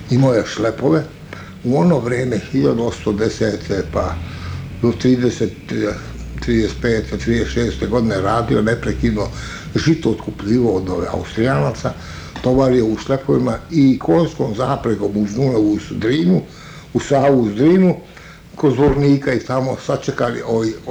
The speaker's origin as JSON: {"language": "Croatian", "country": "Bosnia & Herzegovina", "lives_now": "Pančevo, Serbia", "said": "Mi smo sa Majevice došli ovdje u Panču."}